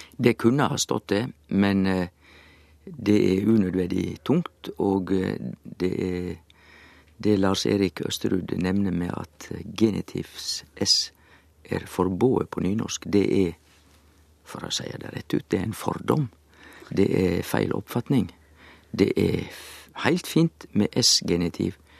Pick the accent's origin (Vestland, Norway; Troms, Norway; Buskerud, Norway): Vestland, Norway; Sogn; Jeg er jo sogning